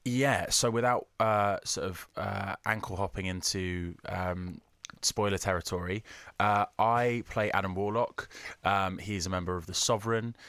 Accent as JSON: {"language": "English", "country": "United Kingdom", "said": "I'm too British"}